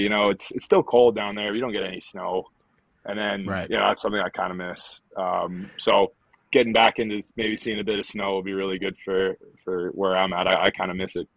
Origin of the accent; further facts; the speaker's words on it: Stittsville, Ontario, Canada; moved away as an adult; also born or lived in Atlanta; from Stittsville, Ontario. So it's just a, a small town just outside of Ottawa, just inside Ottawa, depending on who you ask. Mm-hmm. Um, yeah, that's where I grew up playing rugby and playing hockey